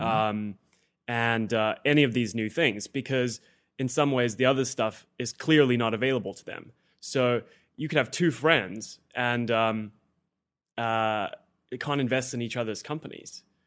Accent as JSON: {"language": "English", "country": "South Africa", "moved": "as an adult", "lives_now": "United States", "said": "I came from South Africa"}